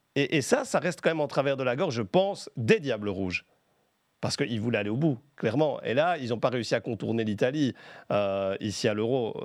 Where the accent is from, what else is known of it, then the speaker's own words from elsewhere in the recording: Belgium; quand on est belge